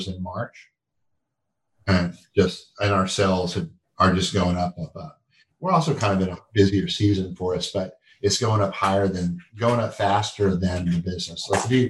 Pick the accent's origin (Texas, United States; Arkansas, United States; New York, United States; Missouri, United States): Texas, United States; now in North Carolina, United States; I grew up in Texas